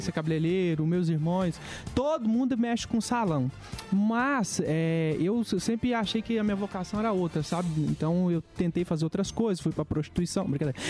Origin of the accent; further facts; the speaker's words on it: Minas Gerais, Brazil; also born or lived in Rondônia / Belo Horizonte / Betim; eu nasci em Rondônia, cara, mas eu não vi, vivi muito tempo lá na minha infância, né? Eu fui criado em Minas, a minha mãe veio pra cá.